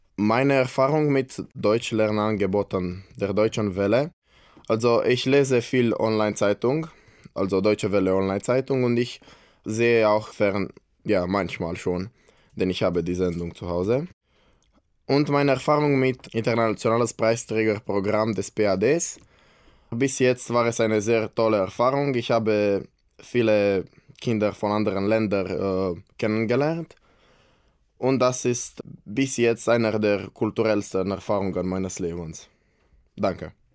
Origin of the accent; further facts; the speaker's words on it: Brașov, Brașov County, Romania; German is a second language; ich bin aus Kronstadt, Rumänien